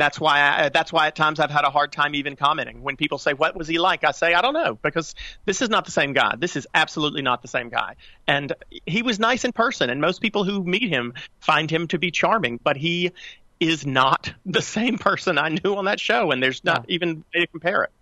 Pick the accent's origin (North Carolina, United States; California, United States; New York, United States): North Carolina, United States; born or raised there